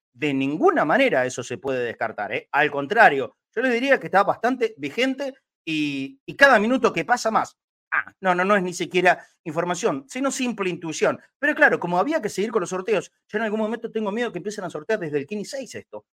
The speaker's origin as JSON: {"language": "Spanish", "country": "Argentina", "said": "somos argentinos. A ver, no dejaremos de ser argentinos nunca. Y por supuesto que me incluyo"}